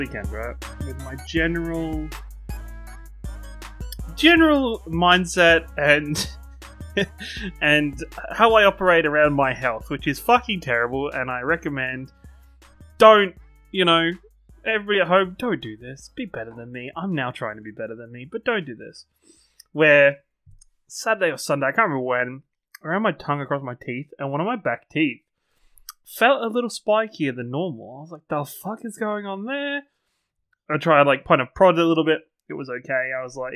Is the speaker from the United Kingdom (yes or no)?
yes; England, United Kingdom; I'm English.